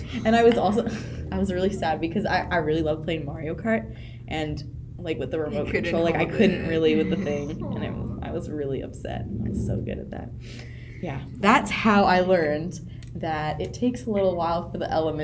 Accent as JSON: {"language": "English", "town": "Vancouver", "region": "British Columbia", "country": "Canada", "tie": "born or raised there", "said": "I was born and raised in Vancouver"}